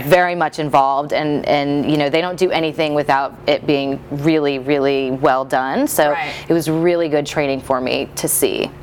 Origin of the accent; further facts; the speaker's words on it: Midwest, United States; moved away; I grew up in the Midwest